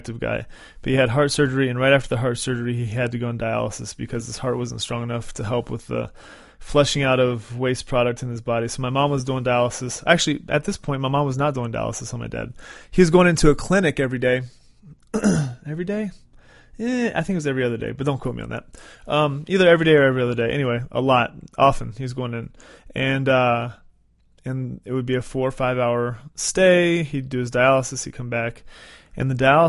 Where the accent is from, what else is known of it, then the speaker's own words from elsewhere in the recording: West Virginia, United States; where I was born in West Virginia